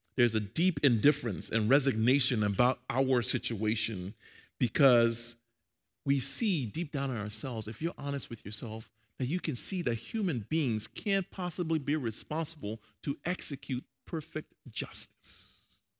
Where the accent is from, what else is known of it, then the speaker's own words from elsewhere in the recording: Liberia; I'm Liberian, by the way. I'm from Liberia, West Africa.